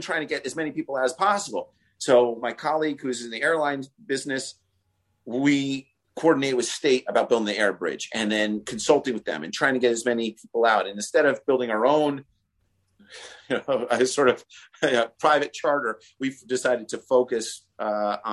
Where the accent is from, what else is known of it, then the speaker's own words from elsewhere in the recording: New York, United States; I'm a New Yorker